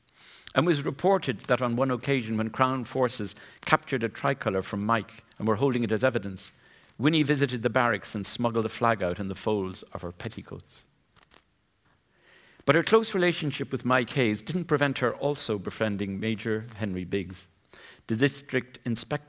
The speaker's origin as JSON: {"language": "English", "area": "Glenstall Abbey", "region": "County Limerick", "country": "Ireland", "tie": "born or raised there", "said": "a pupil growing up in Glenstall Abbey, County Limerick"}